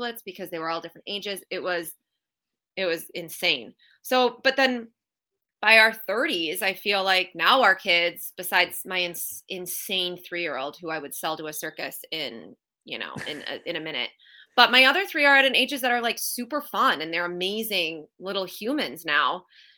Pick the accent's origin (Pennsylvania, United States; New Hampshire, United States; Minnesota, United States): Minnesota, United States; moved away; I came from Minnesota